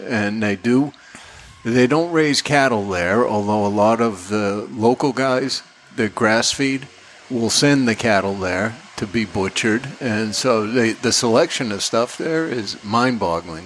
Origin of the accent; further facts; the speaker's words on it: North Andover, Massachusetts, United States; I grew up in North Andover